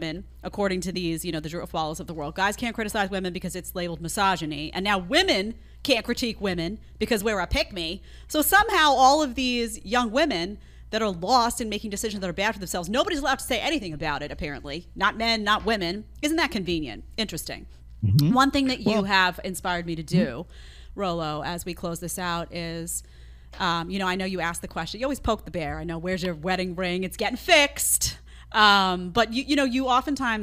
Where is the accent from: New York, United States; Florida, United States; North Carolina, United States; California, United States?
New York, United States; New York City; I grew up in Staten Island, not in Manhattan